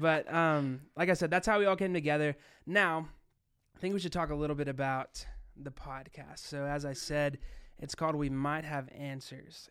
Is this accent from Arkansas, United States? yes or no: yes; Arkansas, United States; I'm being from Arkansas